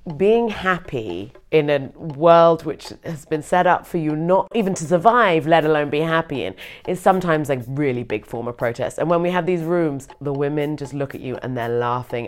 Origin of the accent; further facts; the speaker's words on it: United Kingdom; now in Berlin, Germany; I am British and I am also half white.